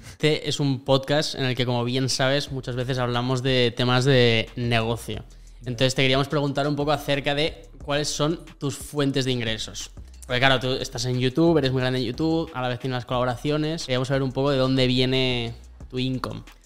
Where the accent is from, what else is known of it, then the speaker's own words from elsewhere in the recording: Burgos, Castile and León, Spain; moved away as an adult; also born or lived in Madrid; soy un tío de Burgos completamente normal